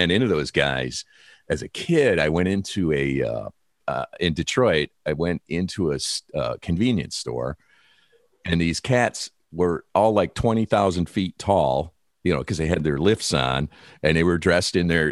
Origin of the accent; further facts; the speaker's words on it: Detroit, Michigan, United States; I am from Detroit